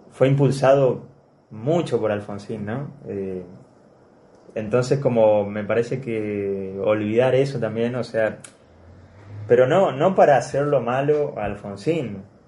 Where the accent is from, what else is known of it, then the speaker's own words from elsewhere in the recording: Argentina; yo lo, lo, veo como un argentino